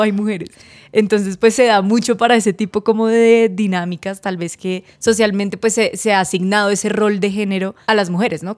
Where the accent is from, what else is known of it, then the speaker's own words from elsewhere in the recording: Cartagena, Bolívar, Colombia; moved away; yo la mayoría de mi infancia la viví en Cartagena